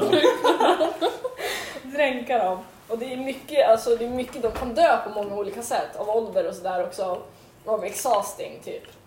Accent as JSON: {"language": "Swedish", "town": "Västerås", "region": "Västmanland", "country": "Sweden", "tie": "born or raised there", "said": "jag flyttade till Västerås"}